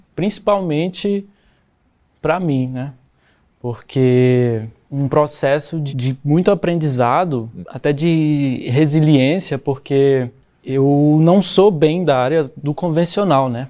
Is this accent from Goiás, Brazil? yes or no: yes; São João d'Aliança, Goiás, Brazil; Eu sou de São João da Aliança, o portal da Chapada dos Veadeiros, Goiás.